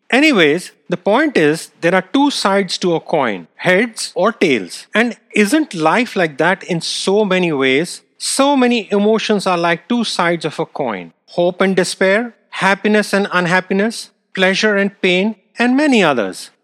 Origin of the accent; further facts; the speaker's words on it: India; moved away; I grew up in India.